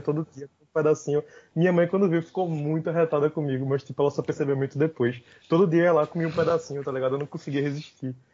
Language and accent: Portuguese; Recife, Pernambuco, Brazil; sou capricorniano de Recife